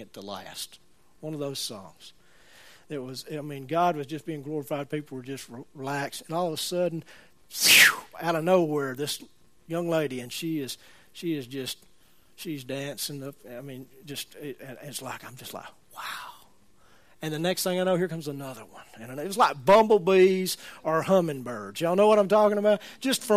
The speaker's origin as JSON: {"language": "English", "town": "Birmingham", "region": "Alabama", "country": "United States", "said": "I'm from Birmingham."}